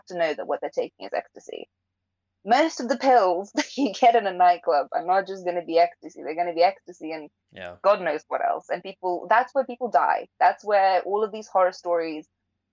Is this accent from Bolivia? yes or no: no; England, United Kingdom; I'm not British, right? I wasn't born here. Like, I grew up here